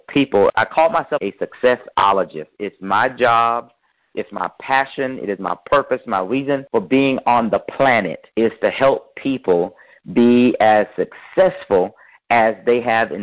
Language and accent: English; Raleigh, North Carolina, United States; I'm from Raleigh, North Carolina.